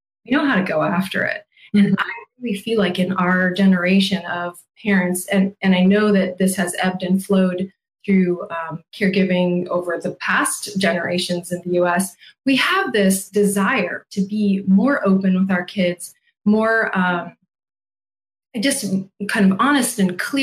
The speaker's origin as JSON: {"language": "English", "country": "United States", "said": "what we get to experience here as American adults"}